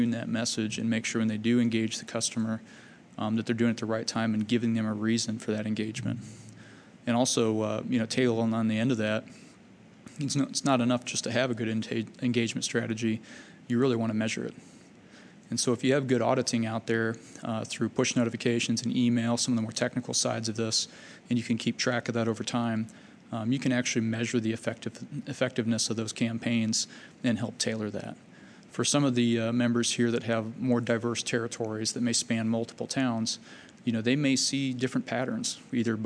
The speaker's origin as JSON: {"language": "English", "town": "Fairfax", "region": "Virginia", "country": "United States", "tie": "born or raised there", "said": "I grew up in Fairfax, Virginia"}